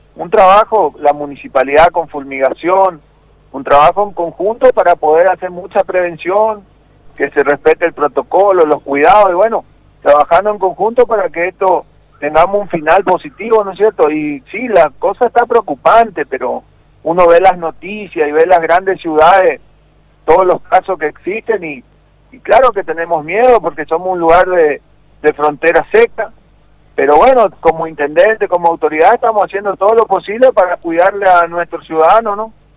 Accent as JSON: {"language": "Spanish", "country": "Argentina", "said": "nosotros como argentinos"}